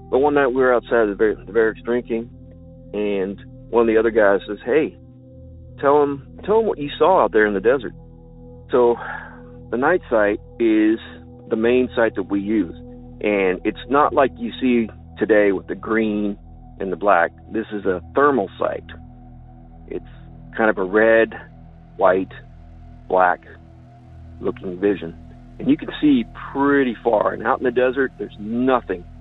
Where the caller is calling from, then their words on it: Illinois, United States; from Land of Lincoln.